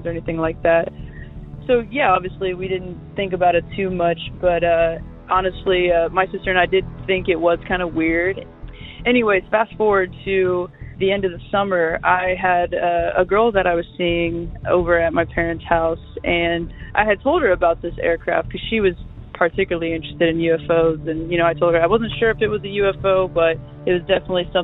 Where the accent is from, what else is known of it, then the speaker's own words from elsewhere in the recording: Dayton, Ohio, United States; moved away as an adult; also born or lived in Los Angeles; I'm actually from Dayton, Ohio